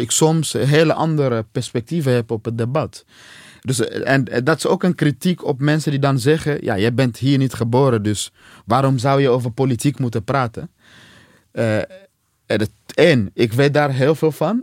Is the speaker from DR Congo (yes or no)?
yes; DR Congo; now in Netherlands; uit Congo zoals ik